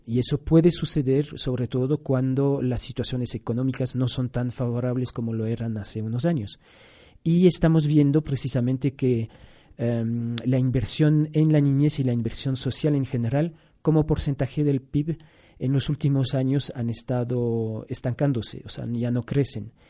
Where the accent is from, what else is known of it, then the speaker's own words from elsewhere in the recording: Brussels, Brussels-Capital Region, Belgium; also born or lived in Angola / Yemen; now in Quito, Ecuador; originalmente soy de Bélgica, nací en, Bruselas, ya ecuatoriano desde el 2008 también